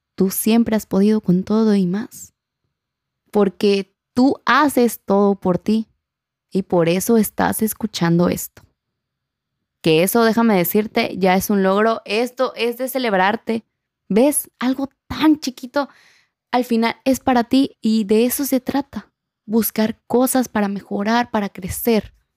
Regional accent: Acapulco, Guerrero, Mexico; accent: acapulqueño; mi acento acapulqueño

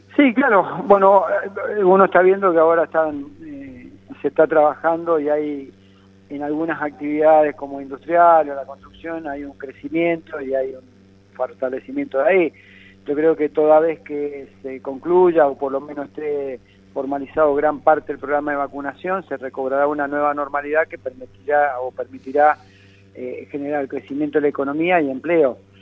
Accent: Argentina; lejos estoy, como muchos argentinos

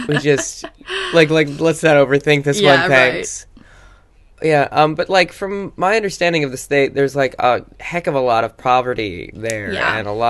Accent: South Dakota, United States; moved away; also born or lived in Minnesota; I was born in Minnesota and raised in South Dakota

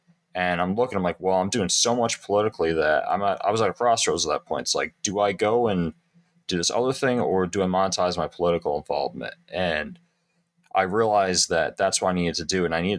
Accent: Connecticut, United States; now in Indian River County, United States; I am a resident of Indian River County, Florida, and I'm originally from Connecticut, actually, believe it or not.

